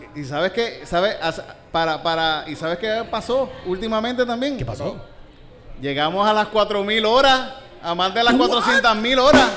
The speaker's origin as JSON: {"language": "Spanish", "town": "Yauco", "country": "Puerto Rico", "tie": "born or raised there", "said": "cuando era niño en la Shell. En la, en Yauco"}